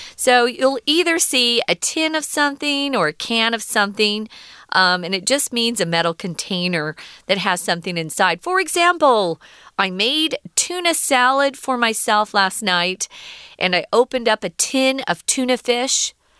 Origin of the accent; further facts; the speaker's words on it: United States; growing up in America